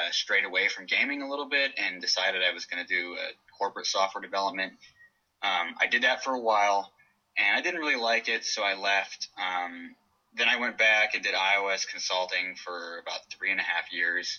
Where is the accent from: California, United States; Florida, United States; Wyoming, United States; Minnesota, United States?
California, United States; Stockton; now in Bay Area, United States; I grew up in the Central Valley, in Stockton